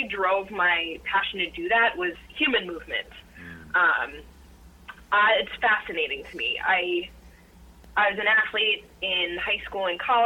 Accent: Colorado, United States; moved away as an adult; now in Minnesota, United States; I was born and raised in Colorado

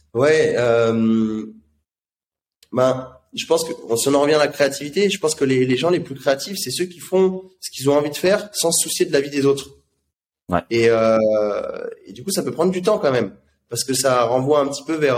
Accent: France; en tant que Français

